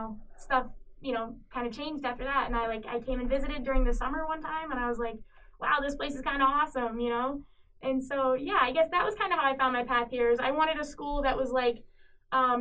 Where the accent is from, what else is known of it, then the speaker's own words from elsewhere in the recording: Cedar Rapids, Iowa, United States; moved away as an adult; now in Minnesota, United States; I grew up in Cedar Rapids. I've been there my whole life